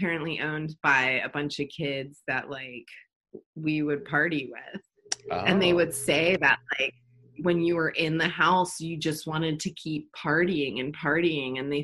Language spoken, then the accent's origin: English; Baltimore, Maryland, United States; now in Los Angeles, United States; I'm from Baltimore, Maryland, the East Coast.